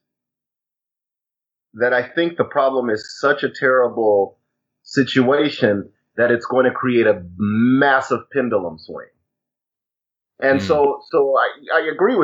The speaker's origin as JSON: {"language": "English", "town": "Chicago", "region": "Illinois", "country": "United States", "moved": "yes", "said": "I'm actually from Chicago"}